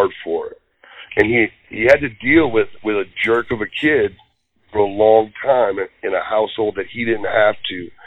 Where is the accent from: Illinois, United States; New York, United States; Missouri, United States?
Missouri, United States; St. Louis; I was born in St. Louis, Missouri